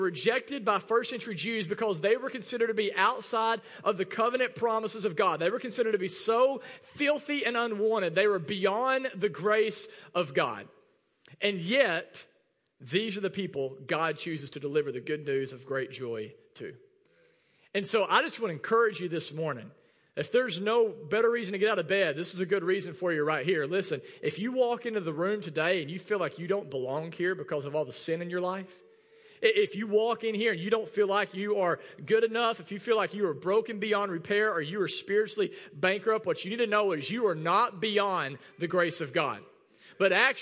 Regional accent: Arkansas, United States; first language English; because we're from Arkansas, we don't even speak that real well

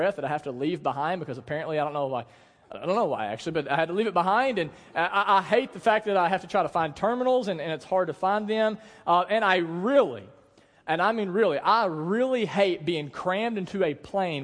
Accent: United States; we're from the Delta

